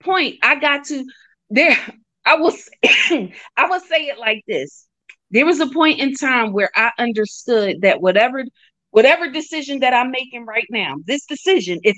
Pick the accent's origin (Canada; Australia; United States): United States; Philadelphia, Pennsylvania; the way I grew up out here in Philly